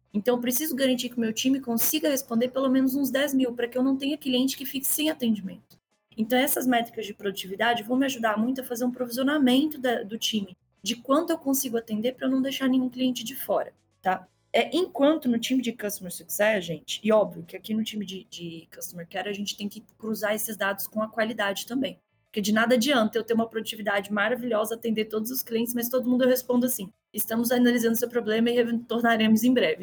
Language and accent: Portuguese; Belo Horizonte, Minas Gerais, Brazil; accent: mineiro; Se meu sotaque não tiver entregado ainda, eu sou mineirinha, né, lá de BH.